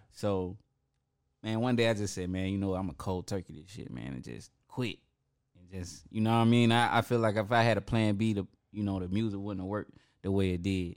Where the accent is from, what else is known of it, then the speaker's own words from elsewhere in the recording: Atlanta, Georgia, United States; I'm from the West Side